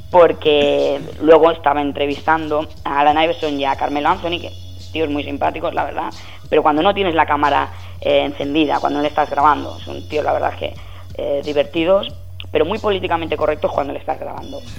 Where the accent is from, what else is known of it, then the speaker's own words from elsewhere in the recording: Spain; soy periodista español